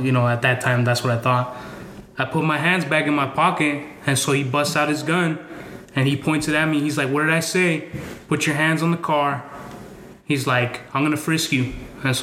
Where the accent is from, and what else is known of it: Yakima, Washington, United States; born or raised there; moved away as an adult; also born or lived in Mexico; now in Boise, United States